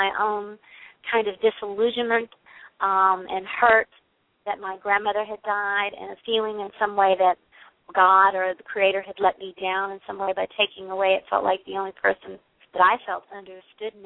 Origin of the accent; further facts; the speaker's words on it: Western Kentucky, United States; moved away; also born or lived in Bay Area, California; I grew up in Western Kentucky